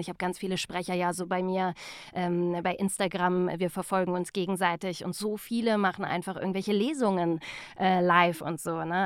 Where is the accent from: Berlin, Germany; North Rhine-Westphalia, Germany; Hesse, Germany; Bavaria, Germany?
North Rhine-Westphalia, Germany; Remscheid; moved away; also born or lived in Cologne; ich komme ja ursprünglich eigentlich aus Remscheid